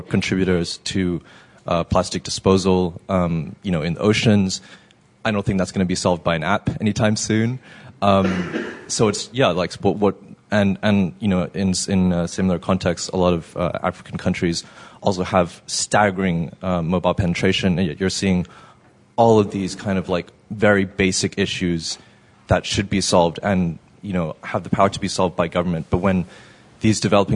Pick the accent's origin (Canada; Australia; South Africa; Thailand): Thailand; I'm from Thailand, which is a developing country